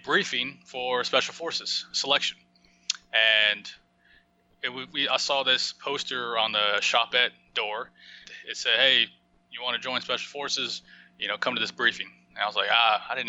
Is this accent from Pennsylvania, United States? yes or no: no; Oklahoma, United States; moved away as an adult; also born or lived in Arizona; I grew up in Oklahoma